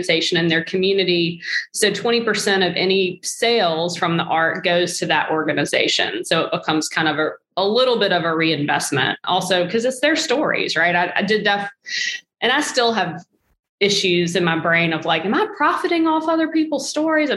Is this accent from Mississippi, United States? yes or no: yes; Mississippi, United States; now in Iowa, United States; because that's where I live in Iowa and I'm from Mississippi